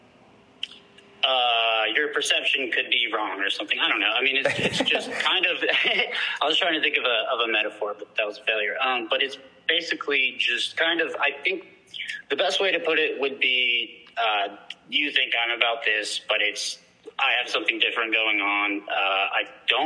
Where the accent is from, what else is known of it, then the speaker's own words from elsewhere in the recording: Austin, Texas, United States; I am from Austin, Texas